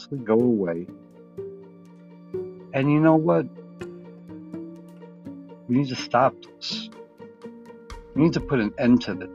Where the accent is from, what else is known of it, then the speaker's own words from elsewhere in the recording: United States; proud to be an American